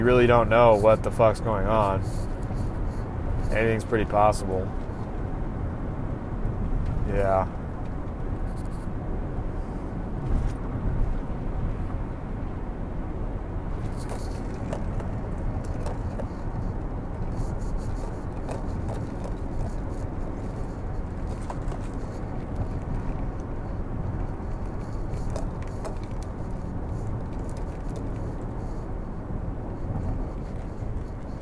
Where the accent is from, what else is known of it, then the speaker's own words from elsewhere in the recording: Missouri, United States; growing up in Missouri